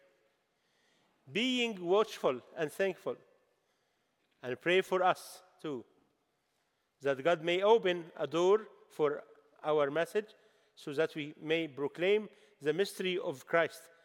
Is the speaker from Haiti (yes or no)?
no; Egypt; English is a second language; I bring your greeting from the Egyptian church